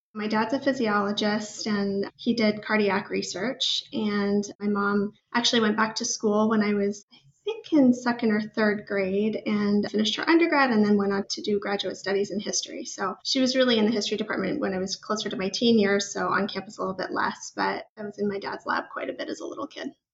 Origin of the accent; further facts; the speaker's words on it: Northern Arizona, United States; moved away; I grew up in Northern Arizona